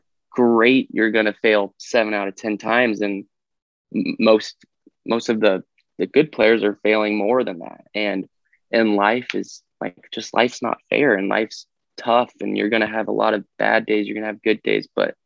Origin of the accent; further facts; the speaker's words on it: Fresno, California, United States; I'm from Fresno, California